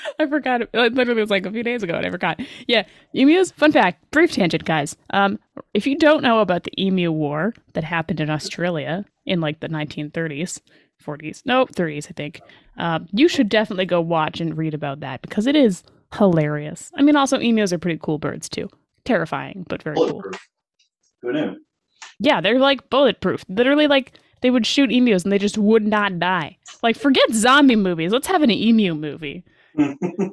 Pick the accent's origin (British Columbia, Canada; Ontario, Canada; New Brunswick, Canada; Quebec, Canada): British Columbia, Canada; Delta; I grew up in Delta, so like North Delta. So we just go to Ladner every school year